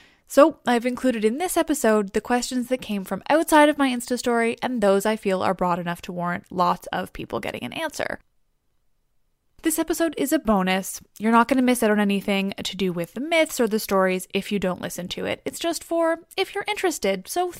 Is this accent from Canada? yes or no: yes; West Coast, Canada; also born or lived in Toronto; now in Vancouver, Canada; I grew up on the West Coast, where we don't get either of those things and somehow are still Canada, and my body has never adapted